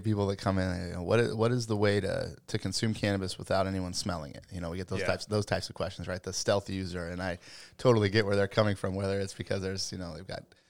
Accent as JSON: {"language": "English", "region": "Colorado", "country": "United States", "tie": "born or raised there", "said": "I am. Born and raised in Western Colorado."}